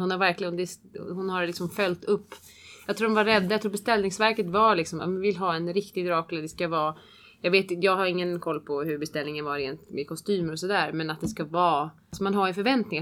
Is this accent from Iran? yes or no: no; Switzerland; Swedish is a second language; moved away; jag själv inte är uppvuxen i Sverige och svenska är inte mitt absolut första språk. Jag är uppvuxen i Schweiz och kan tyska